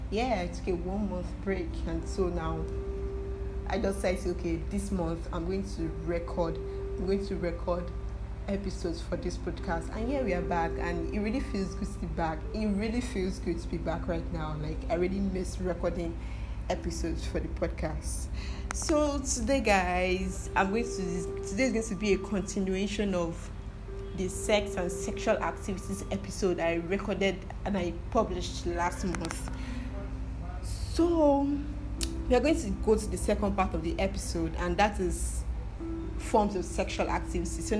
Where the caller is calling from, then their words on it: Nigeria; I'm listening from Nigeria